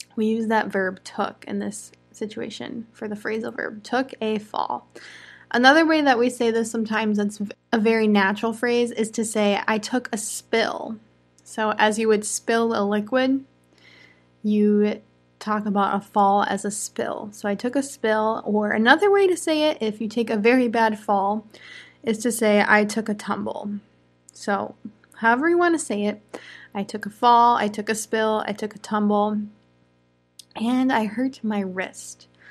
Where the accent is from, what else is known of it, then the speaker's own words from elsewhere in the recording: United States; I'm an American English teacher